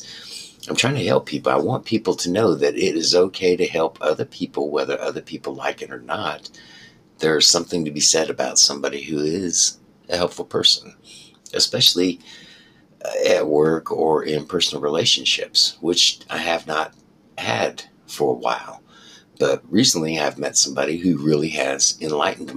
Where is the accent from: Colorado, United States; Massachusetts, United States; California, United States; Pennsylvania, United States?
Colorado, United States; moved away; I was raised in Colorado.